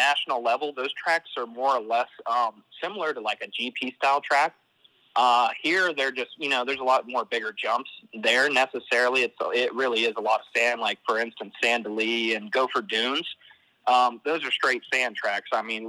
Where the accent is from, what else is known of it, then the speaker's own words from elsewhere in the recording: Buckhannon, West Virginia, United States; I'm from Buchanan, West Virginia, so I was like right on our neck of the woods.